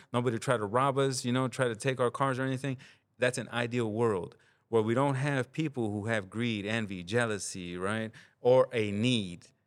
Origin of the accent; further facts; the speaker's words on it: Los Angeles, California, United States; also born or lived in Santa Ana, California / Compton, California; now in Oakland, United States; it's what I remember growing up in, you know, Santa Ana in the neighborhoods. It's what I remember growing up in South Central Los Angeles